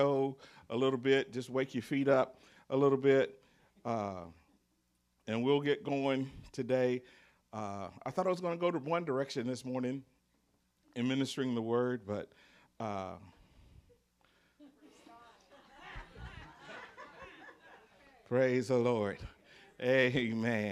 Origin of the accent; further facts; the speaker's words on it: the South, United States; accent: Southern; I'm a Southerner. So I say words different from you do.